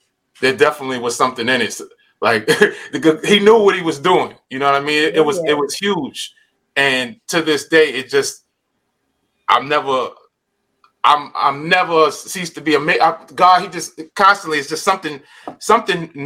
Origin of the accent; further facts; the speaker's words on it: New York City, New York, United States; moved away as an adult; now in California, United States; I grew up in Coney Island